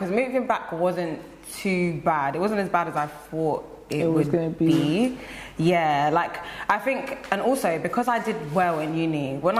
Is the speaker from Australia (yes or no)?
no; Nigeria; I would not change being Nigerian for anything.